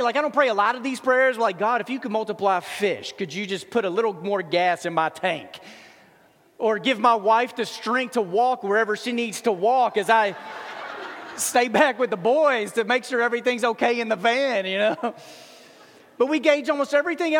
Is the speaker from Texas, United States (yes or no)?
yes; Dallas, Texas, United States; I grew up in Dallas